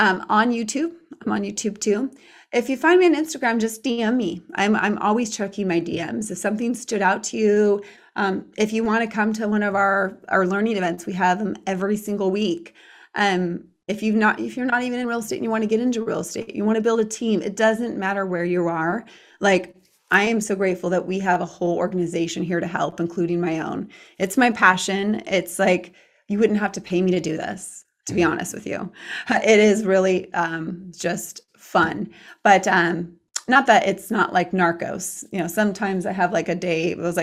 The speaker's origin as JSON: {"language": "English", "country": "Ireland", "said": "I'm Irish."}